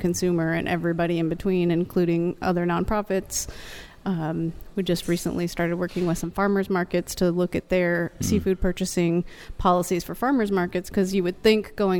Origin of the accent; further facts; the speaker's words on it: Aransas Pass, Texas, United States; I grew up in Aransas Pass, Texas, and used to be the shrimp capital of the United States.